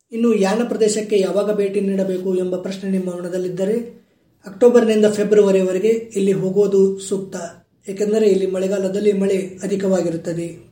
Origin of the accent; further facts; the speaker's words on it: Bagalkot district, Karnataka, India; ನಮ್ಮ ಜಿಲ್ಲೆ ಬಾಗಲಕೋಟೆಯಿಂದ